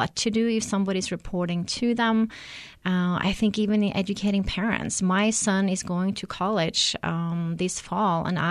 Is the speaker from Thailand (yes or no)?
no; Norway; now in New Mexico, United States; I'm originally from Norway, but lived here in New Mexico for 20 years